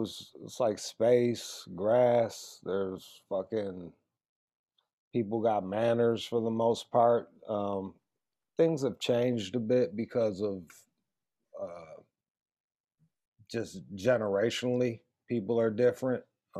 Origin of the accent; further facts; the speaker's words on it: Pontiac, Michigan, United States; I grew up outside of Detroit, like 20 miles. Detroit's Metro Detroit, like within a 50, 60 mile radius around there. It's all factory towns. It's peppered with factory towns. And I was born in a factory town called Pontiac, 20 miles north of Detroit.